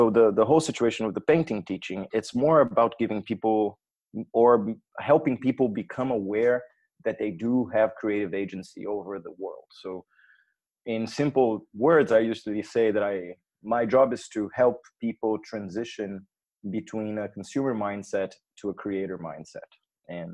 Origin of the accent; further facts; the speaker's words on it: Brazil; now in Berlin, Germany; I'm Brazilian as well